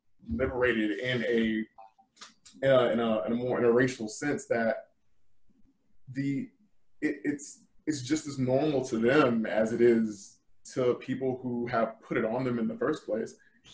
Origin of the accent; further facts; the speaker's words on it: the South, United States; I've had many, many people disbelieve the fact that I'm from the South because I don't speak the way that they expect me to speak.